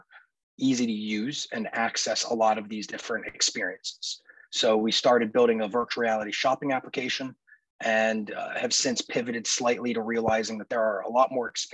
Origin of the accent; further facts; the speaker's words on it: Philadelphia, Pennsylvania, United States; I was born and raised in the Philadelphia area, and have been there and remain there even to this day